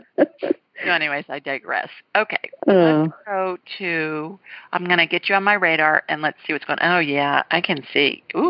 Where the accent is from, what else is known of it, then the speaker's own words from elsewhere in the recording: Ohio, United States; moved away as an adult; also born or lived in Sioux Falls, South Dakota / Los Angeles; now in Alabama, United States; I grew up in Ohio